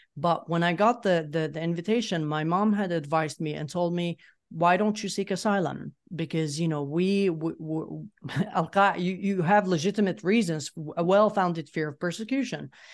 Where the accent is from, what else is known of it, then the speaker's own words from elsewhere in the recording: Yemen; moved away as an adult; now in Sweden; I grew up in Yemen. I left Yemen in 2014 um 20 i was 20 years uh, i was 20 years old back then and then i moved to sweden